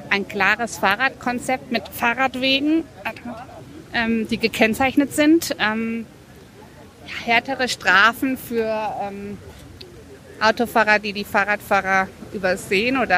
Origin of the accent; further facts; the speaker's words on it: Wuppertal, North Rhine-Westphalia, Germany; now in Frankfurt, Germany; Ich komme ursprünglich aus Wuppertal, bin aber der Liebe wegen nach Frankfurt gezogen, habe in Darmstadt mein Architekturstudium beendet.